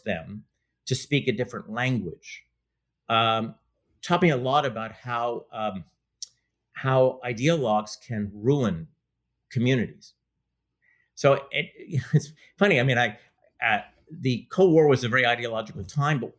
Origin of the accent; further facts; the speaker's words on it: Montreal, Quebec, Canada; now in United States; I grew up in Montreal, and I was politicized in the language debates